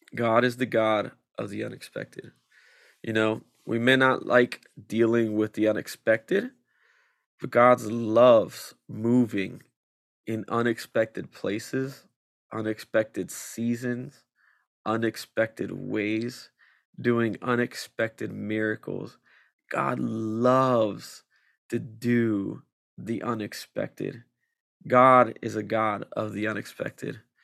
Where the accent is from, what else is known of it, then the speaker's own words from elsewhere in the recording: Vineland, New Jersey, United States; also born or lived in Millville, New Jersey; I'm from, uh, Cumberland County. I grew up in Vineland and Millville all my life